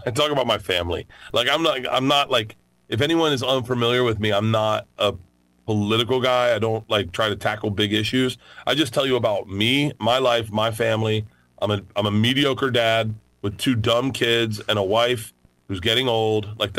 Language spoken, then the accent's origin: English; Florida, United States; And I grew up in Florida, but you gotta, like, we had no civic pride in Florida when I grew up.